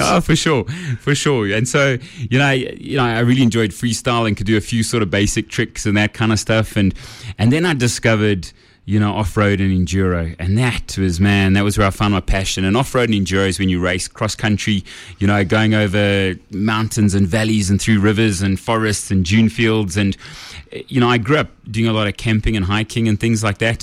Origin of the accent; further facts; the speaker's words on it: Kempton Park, Gauteng, South Africa; I grew up in Kempton Park on the East Rand.